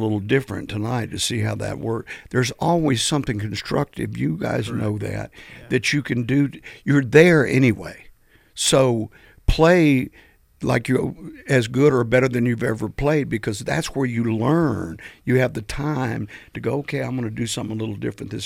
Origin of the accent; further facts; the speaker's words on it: Selma, Alabama, United States; we're from Selma